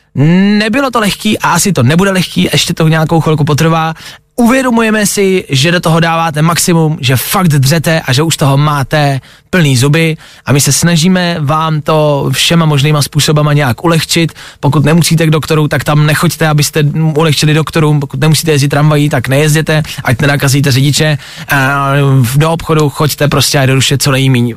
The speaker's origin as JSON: {"language": "Czech", "town": "Česká Lípa", "region": "Liberec Region", "country": "Czechia", "said": "U nás v Lipánu"}